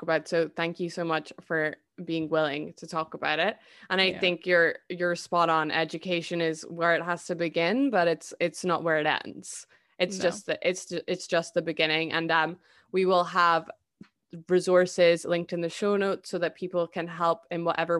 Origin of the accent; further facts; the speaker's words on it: United Kingdom; Like I think we really need to lose that mindset as British people.